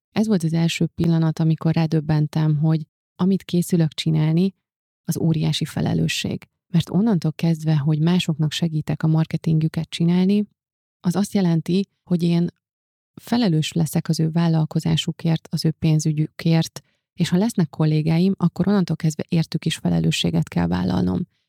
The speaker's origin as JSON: {"language": "Hungarian", "country": "Hungary", "tie": "born or raised there", "also_born_or_lived": "Budapest", "moved": "as an adult", "said": "ugye ez Szent Miklóson volt, ahonnan én származom, és ahol a szüleimmel éltem egészen az egyetemi."}